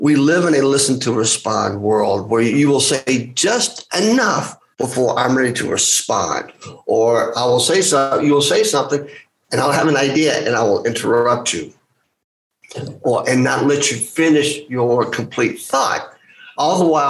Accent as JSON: {"language": "English", "country": "United States", "said": "I'm Greek American"}